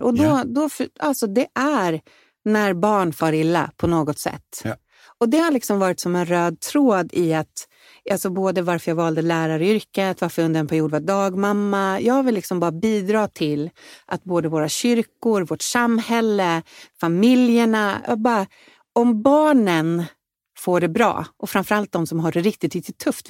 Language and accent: Swedish; Vallentuna, Stockholm County, Sweden; moved away as an adult; also born or lived in Danderyd; now in Insjön, Sweden; Jag växte upp i Vallentuna utanför Stockholm